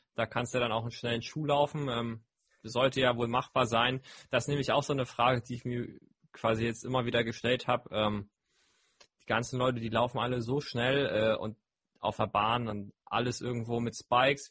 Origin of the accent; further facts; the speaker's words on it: Hamburg, Germany; bei uns in Hamburg